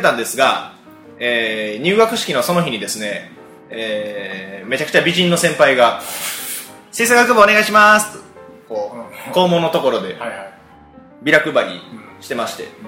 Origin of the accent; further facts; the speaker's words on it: Takatsuki, Osaka, Japan; also born or lived in Hirakata; 平方生まれの高槻育ちで